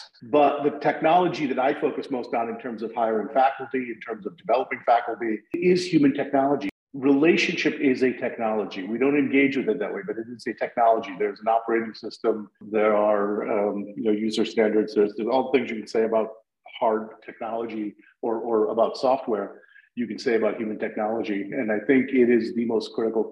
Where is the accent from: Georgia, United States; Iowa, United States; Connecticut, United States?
Connecticut, United States; New Haven; I came back to my hometown in New Haven where I landed